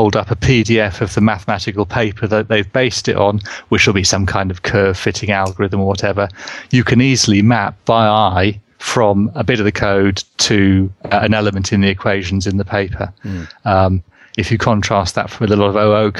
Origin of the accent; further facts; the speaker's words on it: England, United Kingdom; accent: English; my English accent